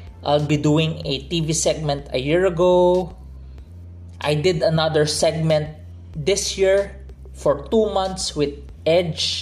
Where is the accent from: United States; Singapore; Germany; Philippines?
Philippines; I'm from the Philippines